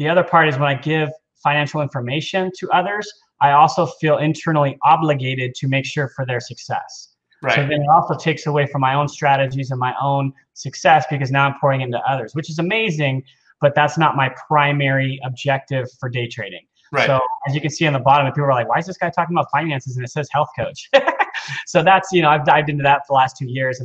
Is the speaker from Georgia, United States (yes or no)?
no; Cerritos, California, United States; also born or lived in Aliso Viejo, California / Huntington Beach, California; I grew up in Cerritos, which is next to Long Beach